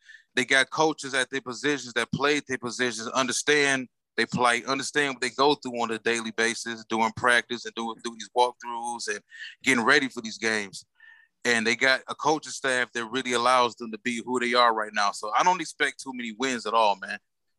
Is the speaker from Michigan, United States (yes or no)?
yes; Detroit, Michigan, United States; Everybody know I'm here from Detroit. I'm representing the Detroit Lions.